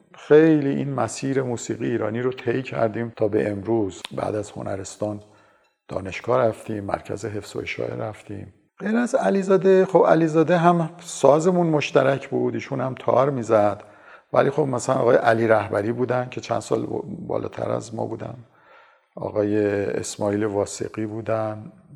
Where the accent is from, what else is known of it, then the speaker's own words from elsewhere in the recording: Tehran, Tehran Province, Iran; also born or lived in Damavand; من در 26 بهمن 1331 در شهر دماوند به دنیا آمدم خانواده من از دماوند نیستن